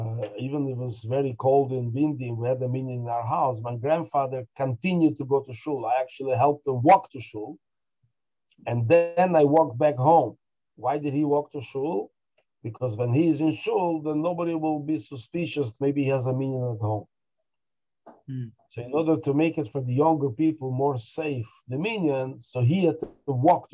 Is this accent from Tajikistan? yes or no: yes; Dushanbe, Tajikistan; born there; I was born in Dushanbe because I was the time when my mother gave birth to me.